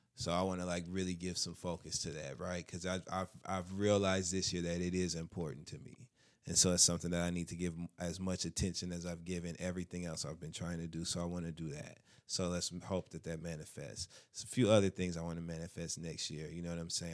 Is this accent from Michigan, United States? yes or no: yes; Michigan, United States; Midwest. I'm from Michigan